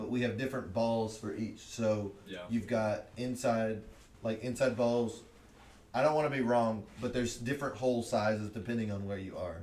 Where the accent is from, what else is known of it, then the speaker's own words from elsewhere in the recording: Bowling Green, Kentucky, United States; moved away as an adult; now in Knoxville, United States; I'm from Bowling Green